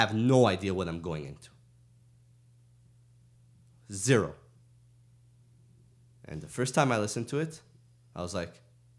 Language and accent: English; the South, United States; I'm going to talk about what I want to talk about, even though I'm from the South.